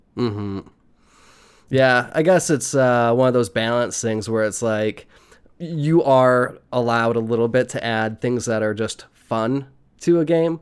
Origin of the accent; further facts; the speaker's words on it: United States; I was born in America